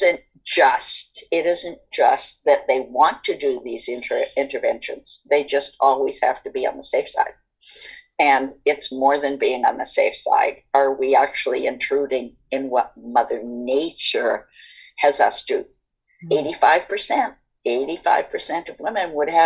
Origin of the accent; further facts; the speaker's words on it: East Coast, United States; now in West Coast, United States; I am from the East Coast